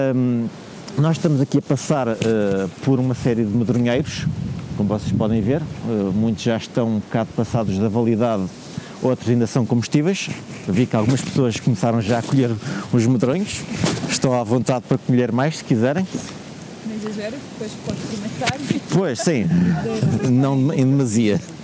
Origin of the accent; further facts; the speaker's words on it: Porto, Norte, Portugal; venho do Porto